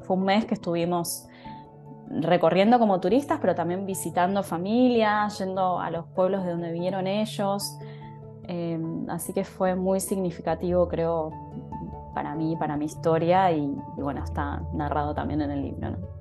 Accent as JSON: {"language": "Spanish", "region": "Buenos Aires", "country": "Argentina", "tie": "born or raised there", "also_born_or_lived": "Japan", "said": "yo soy argentina, o sea, estoy dando esta charla desde Buenos Aires, que es la ciudad en donde vivo, la ciudad en donde me crié"}